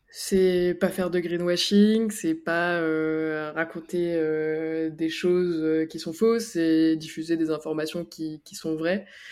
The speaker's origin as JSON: {"language": "French", "area": "Picardy", "region": "Hauts-de-France", "country": "France", "moved": "yes", "lives_now": "Annecy, France", "said": "je suis originaire de Picardie et maintenant j'habite euh, à Annecy"}